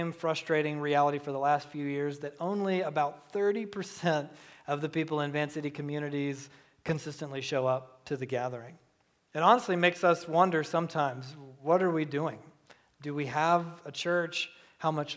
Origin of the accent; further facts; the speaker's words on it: Southeast Georgia, United States; I was raised in Southeast Georgia